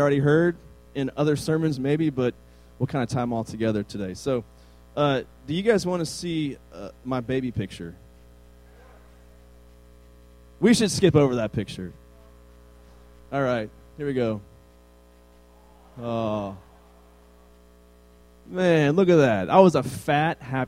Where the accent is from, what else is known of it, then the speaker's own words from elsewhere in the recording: Northern Virginia, United States; It's a really small, like, farming town in Virginia, Northern Virginia.